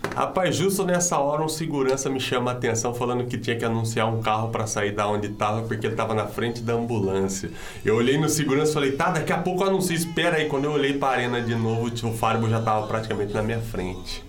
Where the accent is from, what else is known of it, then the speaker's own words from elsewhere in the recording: Paulínia, São Paulo, Brazil; eu sou nascido e criado aqui em Paulínia, no bairro de Betel